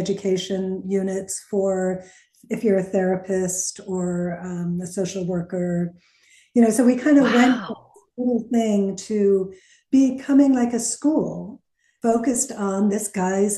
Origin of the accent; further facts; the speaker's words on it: Northeast, United States; I'm from the Northeast